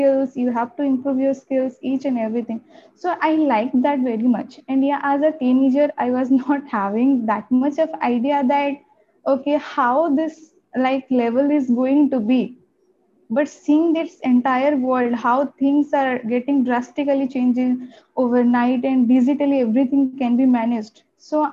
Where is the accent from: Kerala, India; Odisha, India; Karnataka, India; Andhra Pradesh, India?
Odisha, India; first language Odia; English is a second language; also born or lived in Bangalore; my hometown is in Odisha